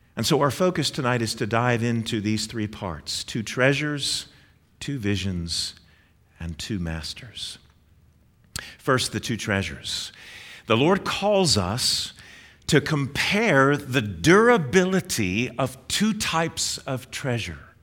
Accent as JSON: {"language": "English", "region": "Northeast", "country": "United States", "tie": "born or raised there", "moved": "yes", "said": "I grew up in the Northeast"}